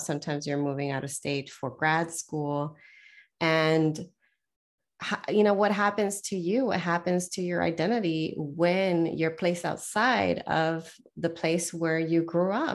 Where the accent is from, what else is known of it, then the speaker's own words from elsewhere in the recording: Southern California, United States; moved away; I was born and raised in the Southern California area